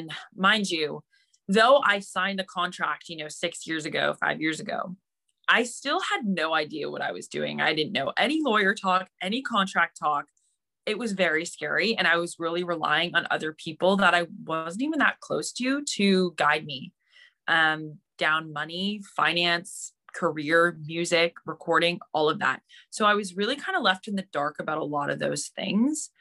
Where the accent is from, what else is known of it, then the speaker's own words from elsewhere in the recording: Mississauga, Ontario, Canada; I am from Ontario, Canada, specifically a little city. Actually, it's not a little city. It's pretty big. It's called Mississauga